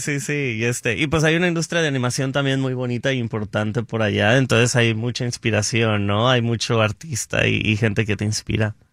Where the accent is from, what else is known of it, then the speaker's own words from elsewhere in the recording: Guadalajara, Jalisco, Mexico; moved away as an adult; now in Los Angeles, United States; era de Guadalajara, soy de Guadalajara y este y no me, me vine a Los Ángeles en el 2013 a hacer una maestría en producción